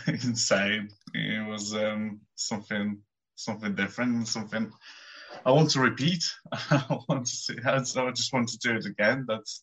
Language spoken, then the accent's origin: English; Poland; now in United Kingdom; I'm from Poland.